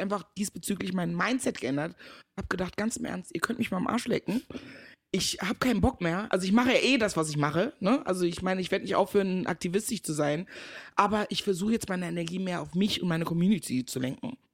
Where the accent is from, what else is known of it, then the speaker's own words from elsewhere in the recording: Meckenheim, North Rhine-Westphalia, Germany; also born or lived in Ghana; Also, ich bin geboren in Ghana, seit meinem vierten Lebensjahr aber in Deutschland. Ich bin in der wunderschönen Stadt Meckenheim bei Bonn groß geworden so NRW e halt, ne?